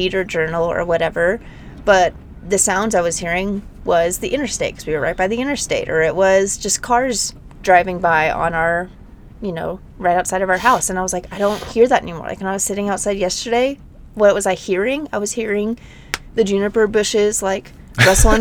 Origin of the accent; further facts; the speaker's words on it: Nashville, Tennessee, United States; also born or lived in Denver, Colorado; now in Moab, United States; I grew up in Nashville. I mean, in the suburbs of Nashville